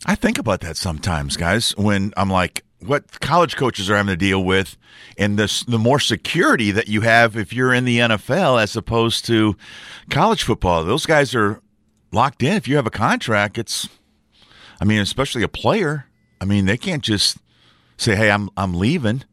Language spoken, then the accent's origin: English; Mississippi, United States; my home state